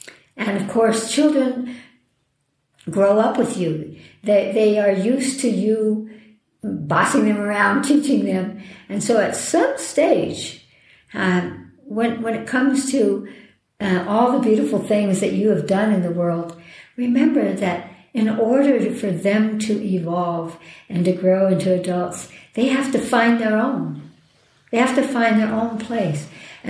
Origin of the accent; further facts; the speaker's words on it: New Mexico, United States; Oh, my home state.